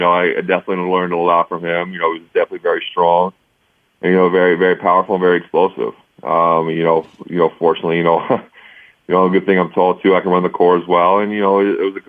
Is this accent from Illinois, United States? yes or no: no; Ohio, United States; play in Ohio State in my hometown